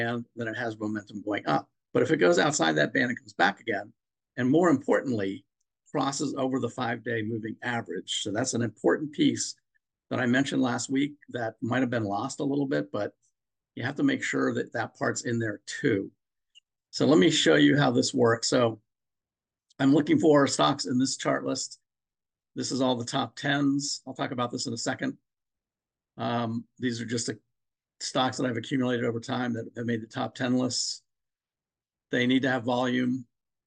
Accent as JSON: {"language": "English", "region": "Maryland", "country": "United States", "said": "I'm from Maryland"}